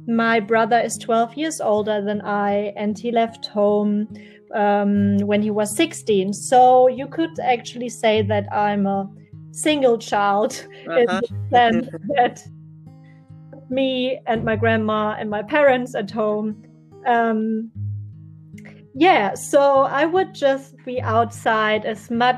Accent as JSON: {"language": "English", "country": "Germany", "tie": "born or raised there", "moved": "yes", "said": "I was born in Germany and raised in a very small village with only 11,000 inhabitants"}